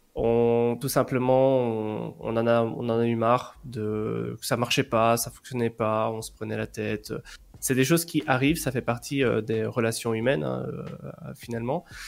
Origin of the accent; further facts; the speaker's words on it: Belgium; je suis belge, j'habite en Belgique.